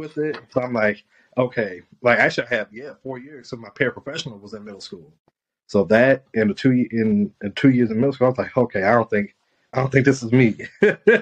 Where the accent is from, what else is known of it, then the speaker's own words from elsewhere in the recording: South Bend, Indiana, United States; I'm from South Bend, Indiana